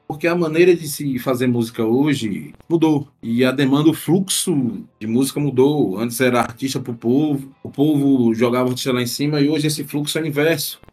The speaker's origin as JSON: {"language": "Portuguese", "region": "Northeast Region", "country": "Brazil", "said": "como nordestinos"}